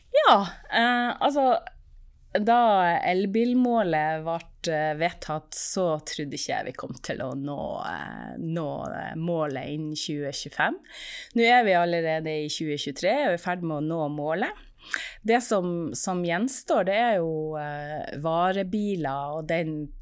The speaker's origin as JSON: {"language": "Norwegian", "country": "Norway", "said": "vi i Norge"}